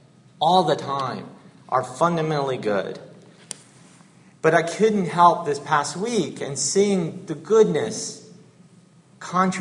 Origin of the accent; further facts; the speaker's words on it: Georgia, United States; moved away; I was born in Georgia and grew up a Southern Baptist